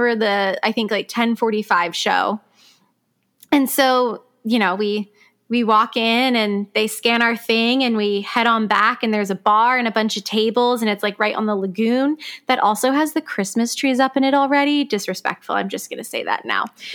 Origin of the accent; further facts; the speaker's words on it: Palm Beach Gardens, Florida, United States; my hometown of Palm Beach Gardens, Florida